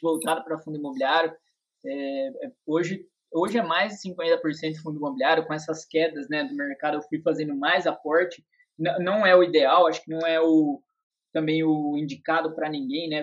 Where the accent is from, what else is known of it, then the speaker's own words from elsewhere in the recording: interior of São Paulo, Brazil; Eu sou do interior de São Paulo aqui